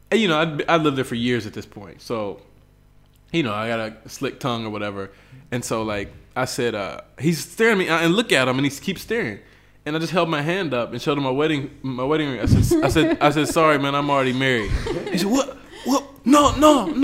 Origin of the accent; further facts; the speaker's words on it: West Virginia, United States; moved away as an adult; now in Bolivia; my whole life, I grew up in West Virginia.